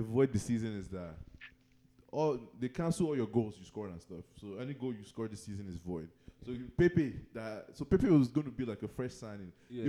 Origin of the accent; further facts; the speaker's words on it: Nigeria; Being a Nigerian, an Arsenal fan